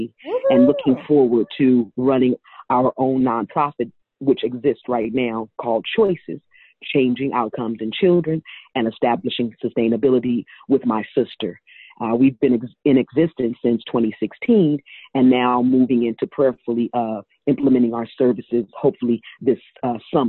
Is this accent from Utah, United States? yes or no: no; Oakland, California, United States; growing up in Oakland, I am a product of Castlemont High School